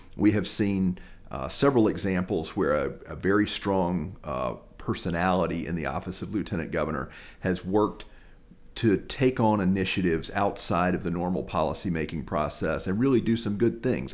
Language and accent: English; Lexington, North Carolina, United States; also born or lived in Raleigh, North Carolina; I'm a native of Lexington. I grew up in Lexington